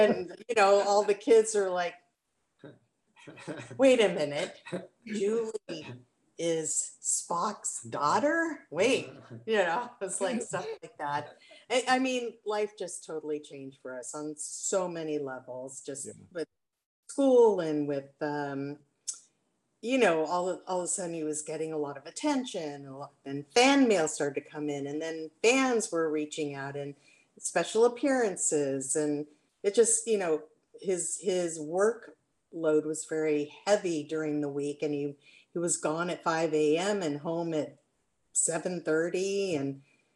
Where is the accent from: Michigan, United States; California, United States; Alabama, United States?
California, United States; Los Angeles; born or raised there; also born or lived in Atlanta, Georgia